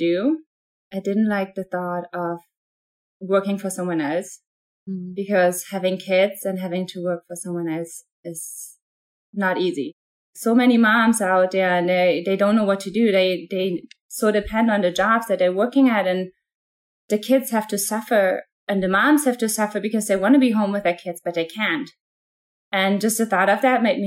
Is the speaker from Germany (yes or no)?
yes; Germany; moved away as an adult; now in United States; I am originally from Germany. I was born and raised in Germany.